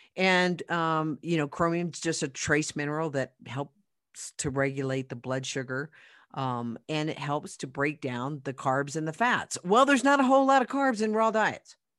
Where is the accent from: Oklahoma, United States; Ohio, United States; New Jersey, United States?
Oklahoma, United States; now in Colorado, United States; I'm from Oklahoma